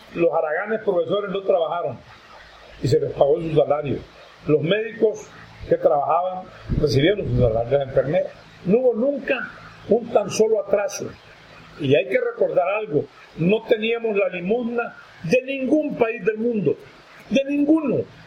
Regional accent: Honduras

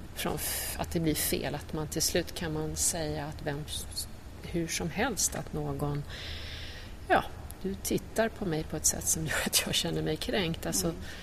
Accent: Trångsund, Stockholm County, Sweden; lite utanför Stockholm. Trångsund heter ja. det

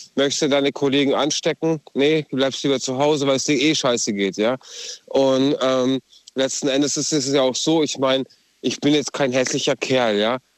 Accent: Balingen, Kaiserstuhl area, Baden-Württemberg, Germany; Ich komme aus Balingen, also Kaiserstuhl-Ecke.

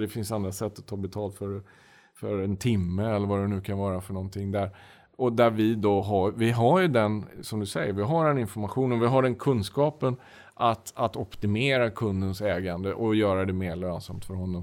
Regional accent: Sweden; moved away as an adult; also born or lived in Russia; now in Moscow, Russia; vi är två svenskar äh, i, i Moskva.

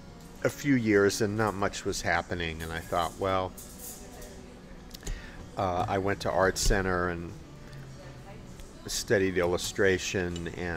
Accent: Los Angeles, California, United States; I grew up here in Los Angeles, and my father was a character actor.

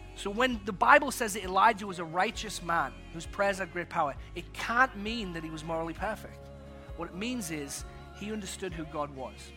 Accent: England, United Kingdom; also born or lived in Texas; now in United States; when I grew up in England, I was called Skeletor by my sister

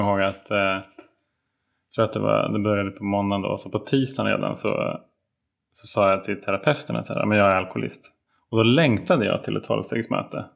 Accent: Sundsvall, Västernorrland County, Sweden; jag växte upp i Sundsvall

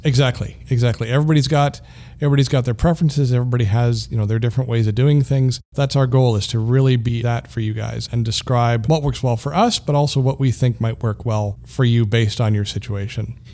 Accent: Canada; moved away as an adult; also born or lived in Colorado, United States; So I am Canadian. I'm proudly Canadian, but, uh, I, I was in the U S for thirteen years and I'm back now.

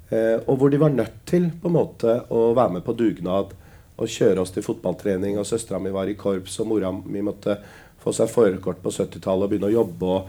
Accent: Lier, Buskerud, Norway; also born or lived in Drammen; Jeg er fra Lier. Ja. Å oh ja, hvor er, uh, hvor er, du opprinnelig fra? Nei, jeg er opprinnelig født i Drammen.

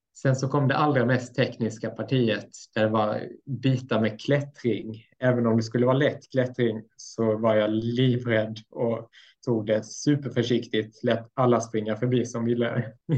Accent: Blekinge, Sweden; also born or lived in Mora; now in Östersund, Sweden; växte upp i Blekinge ganska länge sedan jag flyttade därifrån

